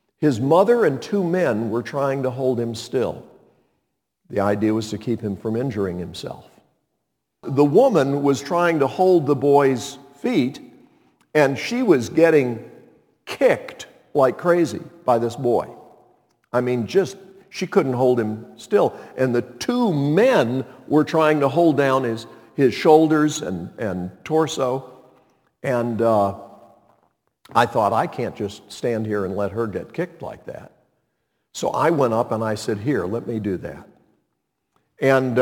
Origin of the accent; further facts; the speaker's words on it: Montreat, North Carolina, United States; my hometown of Montreat, North Carolina